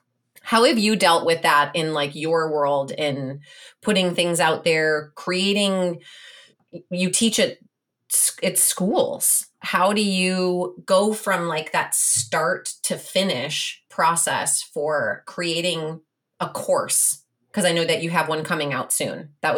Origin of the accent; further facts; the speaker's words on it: Illinois, United States; Where did you live in Chicago? Because I'm from the suburbs.